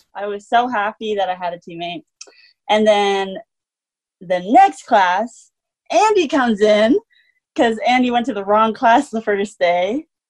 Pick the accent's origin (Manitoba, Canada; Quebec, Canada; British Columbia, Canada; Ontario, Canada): Manitoba, Canada; born or raised there; moved away as an adult; now in Salt Lake City, United States